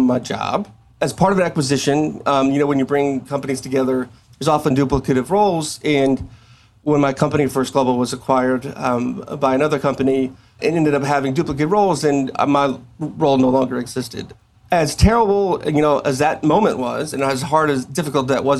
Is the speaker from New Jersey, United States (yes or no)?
no; South Texas, United States; now in Coppell, United States; I'm from South Texas, which heavily influenced Hispanic culture. And there's things that I grew up